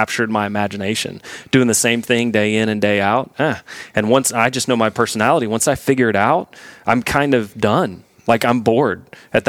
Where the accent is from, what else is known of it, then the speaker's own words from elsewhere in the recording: Houston, Texas, United States; moved away; I grew up in Houston